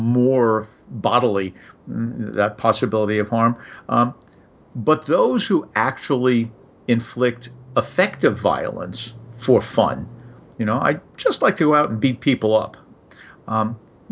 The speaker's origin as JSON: {"language": "English", "town": "New York City", "region": "New York", "country": "United States", "tie": "born or raised there", "said": "I grew up in New York, and I got to go to Coney Island sort of whenever I felt like it"}